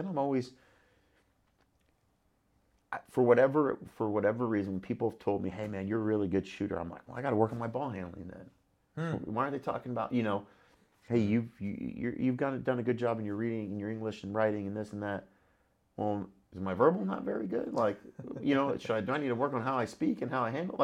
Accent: Los Angeles, California, United States; I grew up in the San Fernando Valley

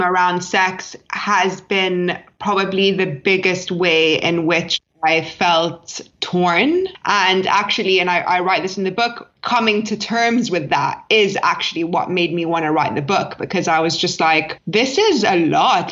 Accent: London, United Kingdom; I grew up in London

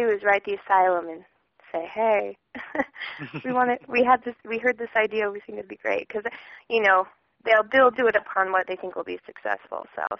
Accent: Colorado, United States; moved away as an adult; now in Los Angeles, United States; I was part of the Colorado Academy of the Arts. I'm from Colorado.

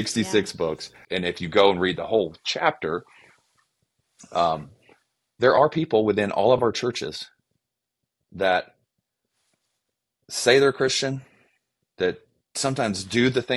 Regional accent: Georgia, United States; accent: Southern; now in Cincinnati, United States; if I use my Southern accent, don't get offended because I'm actually from Georgia

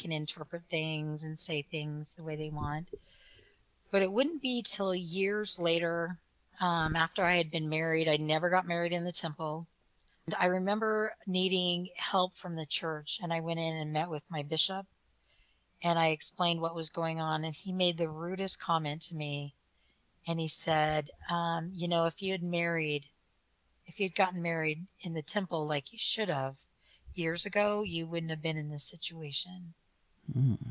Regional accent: Provo, Utah, United States; I was born in Provo, Utah

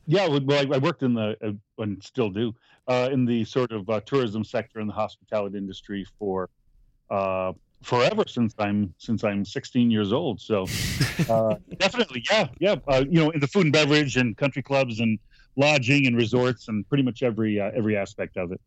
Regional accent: Malone, New York, United States; I grew up in a, a, town called Malone, New York

